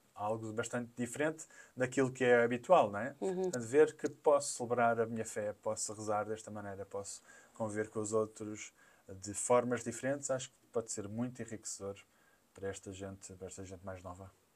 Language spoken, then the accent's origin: Portuguese; Lisbon, Portugal; also born or lived in Angola; sou daqui de Lisboa, nasci né, aqui em Lisboa